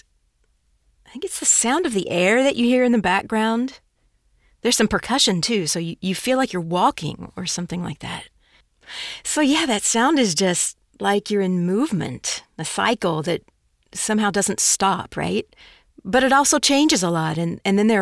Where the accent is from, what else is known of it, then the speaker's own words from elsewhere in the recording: Chicago, Illinois, United States; also born or lived in El Salvador; we returned to Chicago, and I grew up in a Mexican community in Chicago